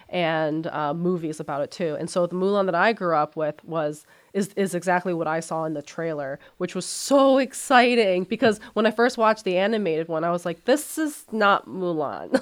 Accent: United States; also born or lived in China; Even though I was born in China, I grew up in America, mm-hmm. so I'm pretty much American

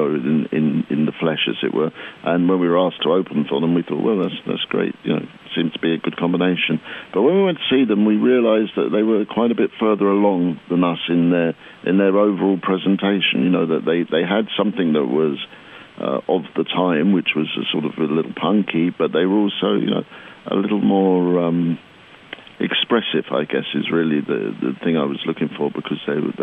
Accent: Crawley, South East England, United Kingdom; we grew up in Crawley, which is about 25 miles south of London

